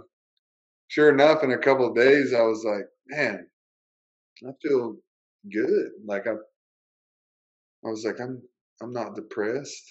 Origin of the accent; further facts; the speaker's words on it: Kentucky, United States; moved away; I grew up riding horses in Kentucky